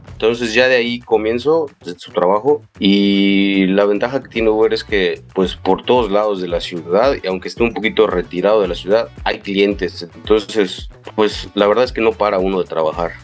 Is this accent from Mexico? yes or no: yes; Mérida, Yucatán, Mexico; also born or lived in Mexico City; yo nací en la Ciudad de México, pero a los ocho años mi familia se vino a vivir aquí a Mérida, Yucatán, y pues soy aquí yucateco desde entonces